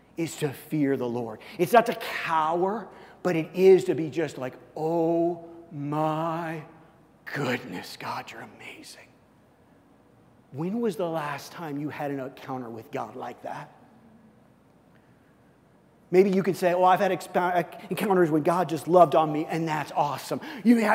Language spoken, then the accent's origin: English; Missouri, United States; moved away; I'm from Missouri